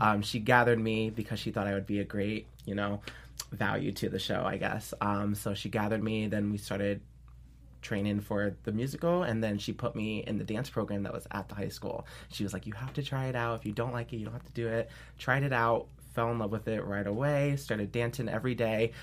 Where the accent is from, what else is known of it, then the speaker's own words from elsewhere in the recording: upstate New York, United States; I'm originally from New York, um, upstate New York